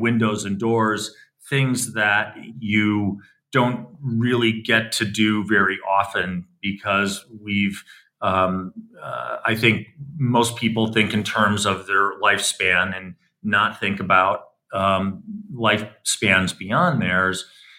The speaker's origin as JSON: {"language": "English", "town": "Milwaukee", "region": "Wisconsin", "country": "United States", "tie": "born or raised there", "said": "Well, I was born in Milwaukee, Wisconsin. So I'm a Midwest kid in the early 1960s. And so I grew up when Milwaukee was sort of a very vibrant industrial city."}